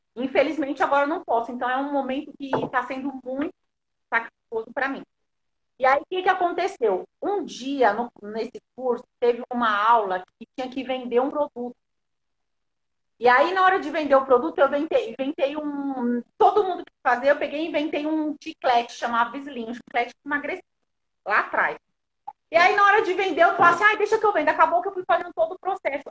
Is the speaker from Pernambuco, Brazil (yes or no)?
no; São Paulo, Brazil; Eu sou lá da Zona Sul, Americanópolis, crescida, nascida e criada lá.